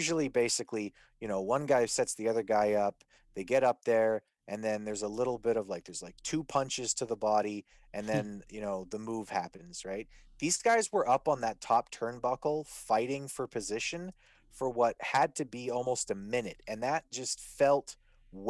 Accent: Canada; being a Canadian

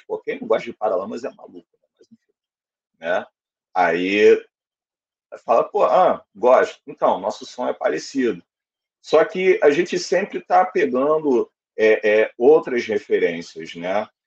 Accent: Rio de Janeiro, Brazil; also born or lived in Quintino, Rio de Janeiro; sou do Encantado, Piedade

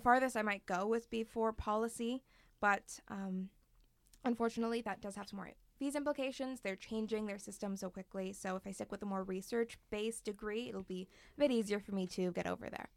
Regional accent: Toronto, Ontario, Canada; moved away as an adult; now in Halifax, Canada; I grew up in Toronto

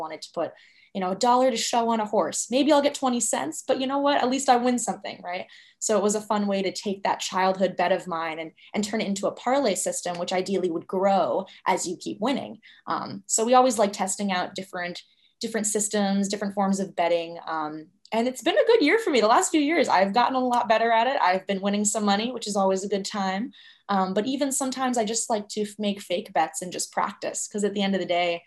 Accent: Albany, New York, United States; moved away; I grew up in Albany, New York

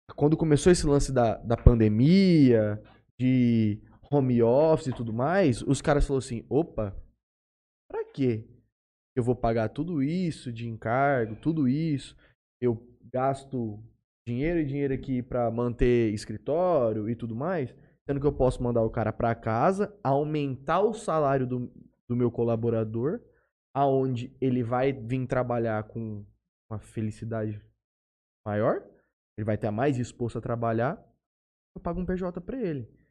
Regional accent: Jales, São Paulo, Brazil; Nós que somos daqui de Jales

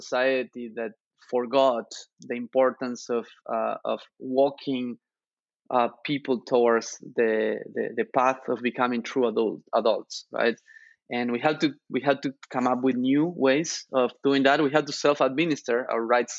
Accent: Argentina; now in United States; I grew up in Argentina sharing room with my two brothers

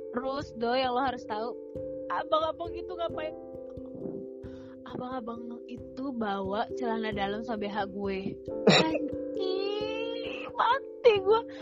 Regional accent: Lampung, Indonesia; gue dari Lampung kan jauh ya

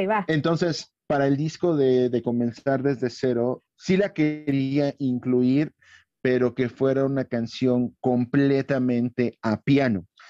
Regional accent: Irapuato, Guanajuato, Mexico; mi tierra, Irapuato

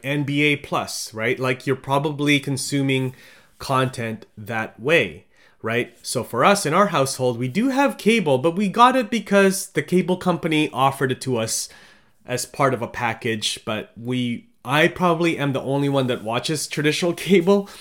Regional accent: Philippines; now in Canada; I'm from the Philippines

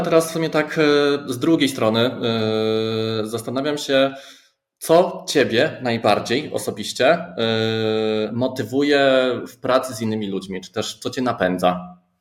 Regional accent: Silesian agglomeration, Silesian Voivodeship, Poland; moje rodzinne strony

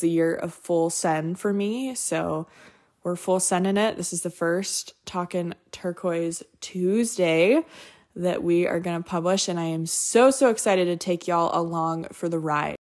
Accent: Montana, United States; I grew up in Montana

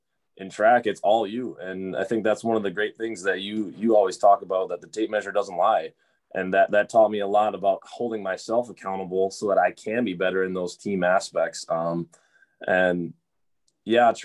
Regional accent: Kimberly, Wisconsin, United States; moved away as an adult; now in Fargo, United States; Born and raised in Kimberly, Wisconsin

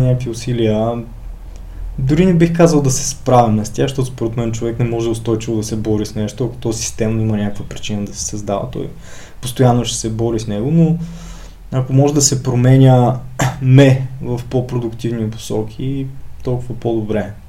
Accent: Ruse, Ruse Province, Bulgaria; moved away as an adult; now in Sofia, Bulgaria; от както се родих до 2003 година, живях в Русе, 2003 се преместих да уча в Софийския университет

